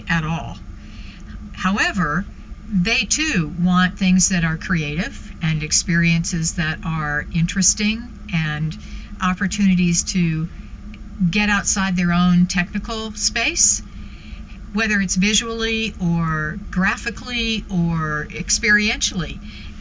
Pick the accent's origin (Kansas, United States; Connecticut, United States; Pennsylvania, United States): Connecticut, United States; Weston; also born or lived in Texas; I was born in Texas, but very quickly ended up outside of New York City in Weston, Connecticut, about 50 miles from the Big Apple, when my dad was transferred up there for work.